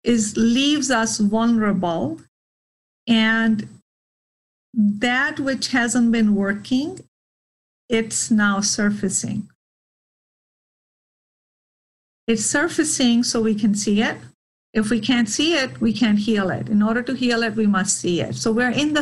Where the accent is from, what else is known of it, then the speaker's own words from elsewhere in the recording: India; moved away; My birthdays were never a big deal growing up in India